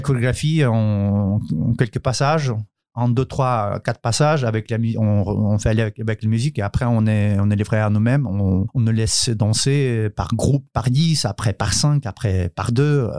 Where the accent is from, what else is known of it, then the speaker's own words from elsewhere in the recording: Ukraine; French is a second language; moved away as an adult; also born or lived in South Korea; now in France; chez nous en Ukraine